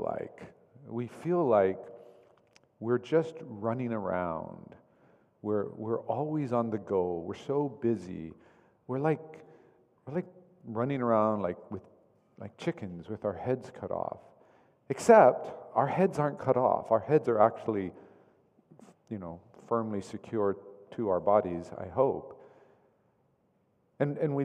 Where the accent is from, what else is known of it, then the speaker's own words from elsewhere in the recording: Oklahoma, United States; I grew up in Oklahoma